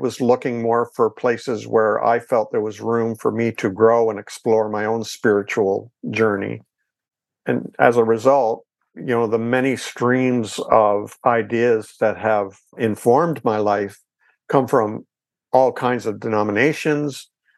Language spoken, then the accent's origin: English; Ontario, Canada; And I'm in Canada. I'm Canadian, by the way.